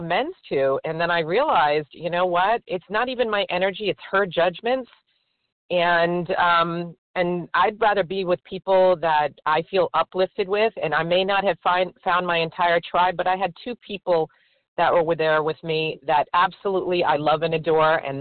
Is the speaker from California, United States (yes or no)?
no; Florida, United States; I am from Florida.